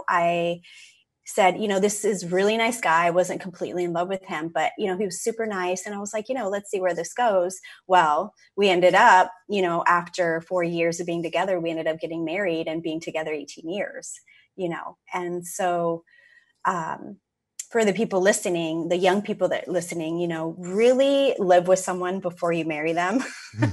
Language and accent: English; California, United States; moved away as an adult; also born or lived in Seattle; I moved from California, where I grew up to Seattle